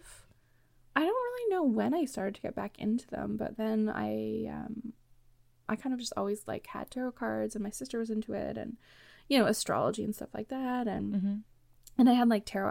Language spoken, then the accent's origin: English; Canada; I'm from Canada